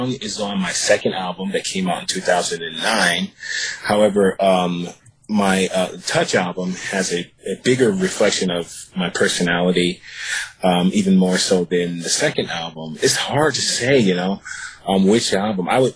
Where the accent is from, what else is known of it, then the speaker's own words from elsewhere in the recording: Virginia, United States; also born or lived in New York; now in Los Angeles, United States; I'm from Virginia, and I moved to Los Angeles.